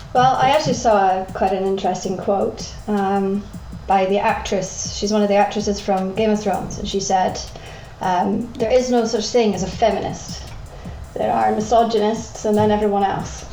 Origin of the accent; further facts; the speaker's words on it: Scotland, United Kingdom; I'm from Scotland